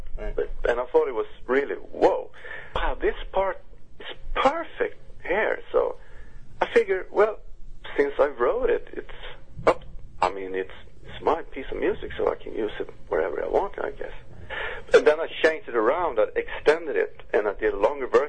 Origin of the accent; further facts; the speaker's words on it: Uppsala, Uppsala County, Sweden; my hometown, Uppsala